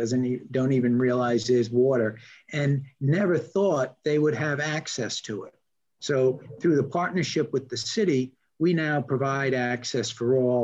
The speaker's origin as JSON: {"language": "English", "town": "Newport", "region": "Rhode Island", "country": "United States", "tie": "born or raised there", "said": "I grew up in Newport, Rhode Island"}